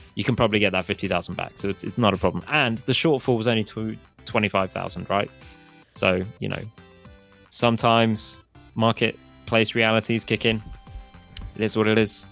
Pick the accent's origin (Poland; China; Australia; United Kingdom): United Kingdom; Hereford, West Midlands; moved away; originally I'm from Hereford